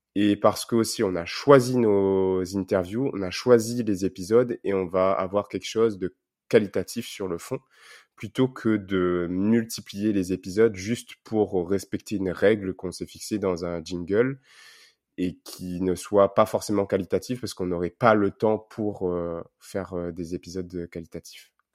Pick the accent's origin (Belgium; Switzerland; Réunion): Réunion; moved away; quand on est réunionnais qu'on est loin pour euh, garder un contact avec la Réunion